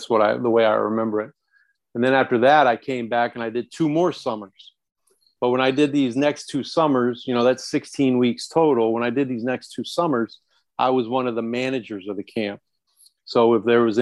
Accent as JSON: {"language": "English", "town": "Lynn", "region": "Indiana", "country": "United States", "tie": "born or raised there", "also_born_or_lived": "Chicago / Washington, D.C.", "moved": "as an adult", "said": "I'm from Lynn, Indiana"}